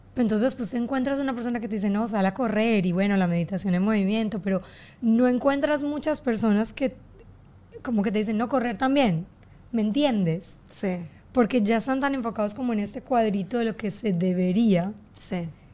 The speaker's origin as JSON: {"language": "Spanish", "country": "Colombia", "moved": "yes", "lives_now": "Miami, United States", "said": "yo soy colombiana"}